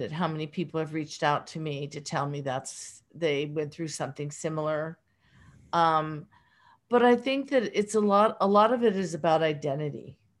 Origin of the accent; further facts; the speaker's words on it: Pittsburgh, Pennsylvania, United States; accent: Pittsburgh; my Pittsburgh accent